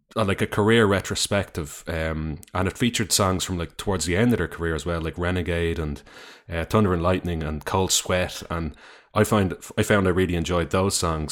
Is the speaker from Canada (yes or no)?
no; Dublin, Leinster, Ireland; growing up in Dublin.